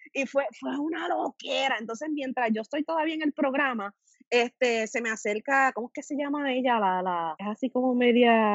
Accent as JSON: {"language": "Spanish", "town": "Guayama", "country": "Puerto Rico", "said": "soy de Guayama y para ese entonces yo vivía en Guayama"}